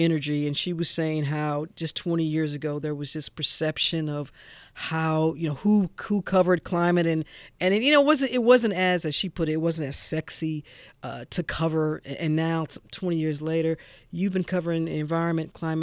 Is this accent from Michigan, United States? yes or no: no; St. Louis, Missouri, United States; now in Atlanta, United States; my hometown of St. Louis